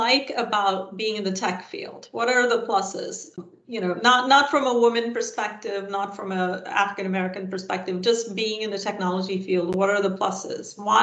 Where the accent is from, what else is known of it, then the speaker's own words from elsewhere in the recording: India; I grew up in India, which is a third world country, when I was growing up